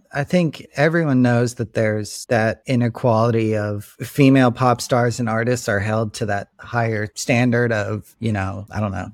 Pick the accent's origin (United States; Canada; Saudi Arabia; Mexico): United States; Florida; moved away as an adult; also born or lived in Chicago, Illinois; now in Los Angeles, United States; growing up in Florida